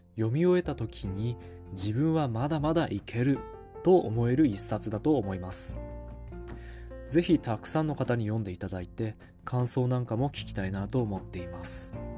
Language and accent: Japanese; Ishikawa, Fukushima, Japan; 地元の石川町役場